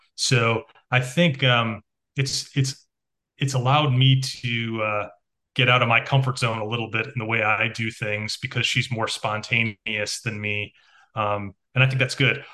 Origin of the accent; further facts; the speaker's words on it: Chicago, Illinois, United States; growing up in Chicago